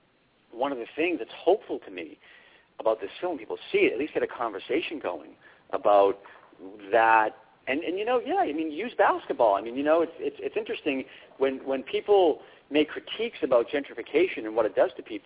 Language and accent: English; Braintree, Massachusetts, United States; my hometown right now, Braintree